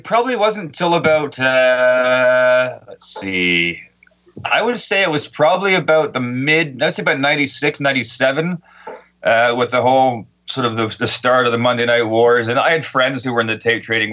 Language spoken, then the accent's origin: English; Canada; being Canadian, Stampede Wrestling is a big part of our our lifeblood